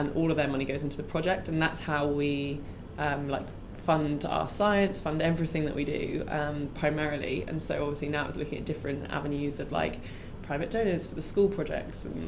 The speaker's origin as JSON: {"language": "English", "region": "England", "country": "United Kingdom", "moved": "as an adult", "lives_now": "Mozambique", "said": "I'm from England"}